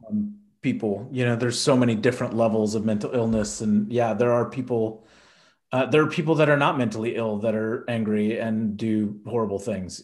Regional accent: Houston, Texas, United States; I grew up in Houston

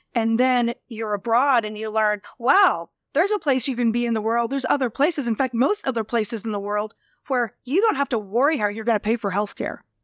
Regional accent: rural Nebraska, United States; moved away; growing up in rural Nebraska.

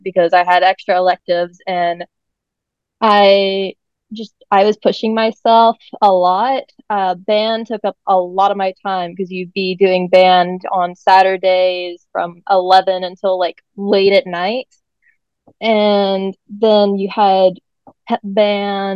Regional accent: East Tennessee, United States; moved away as an adult; also born or lived in Clarksville, Tennessee; now in California, United States; I'm not from here. I'm from East Tennessee

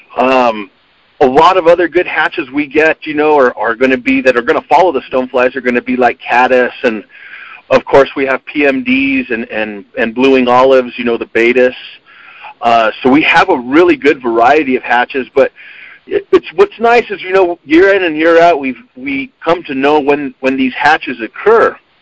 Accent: Arizona, United States; also born or lived in northern New Mexico; now in New Mexico, United States; I grew up in Arizona

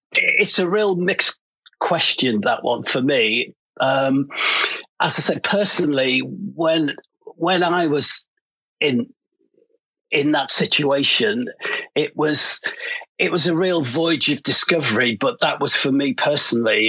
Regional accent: Liverpool, North West England, United Kingdom; moved away as an adult; now in London, United Kingdom; I come from Liverpool

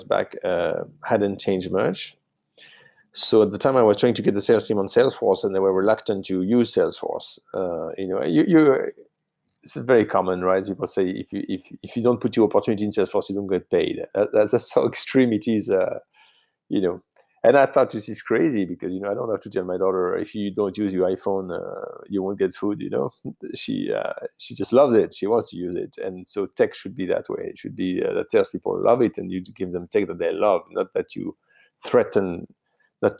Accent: south of France, France; English is a second language; moved away as an adult; now in United States; I grew up in France, in the south of France

